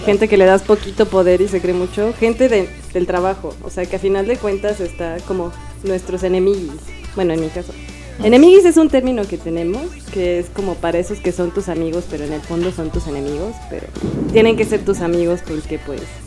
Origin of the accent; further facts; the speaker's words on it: Mexico City, Mexico; los que somos de la Ciudad de México